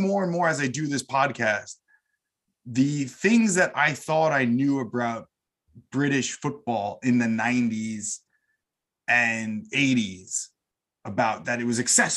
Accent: United States; growing up in the States

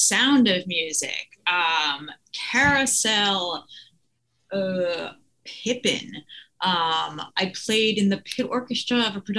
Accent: Long Island, New York, United States; I'm from Long Island. I mean, I grew up going to Broadway shows.

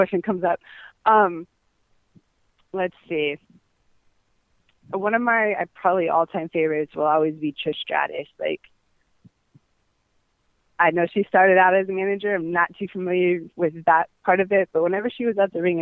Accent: San Francisco, California, United States; moved away as an adult; also born or lived in Los Angeles; now in Miami, United States; I'm originally from San Francisco, and spent about 5 years in L.A.

